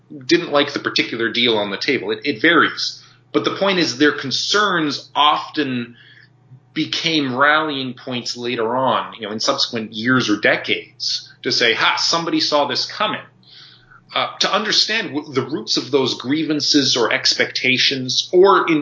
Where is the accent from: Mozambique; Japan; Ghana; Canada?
Canada; Ontario; I personally grew up with a very Ontarian perspective of what Canada should be.